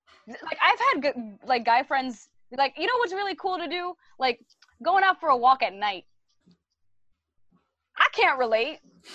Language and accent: English; Brooklyn, New York, United States; I grew up in East New York, Brooklyn, right? So I speak a certain way. My accent is a certain way.